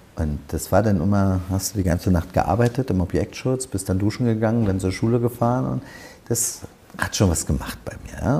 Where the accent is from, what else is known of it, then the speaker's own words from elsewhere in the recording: Berlin, Germany; ich wollte für meine Heimatstadt Berlin Politik machen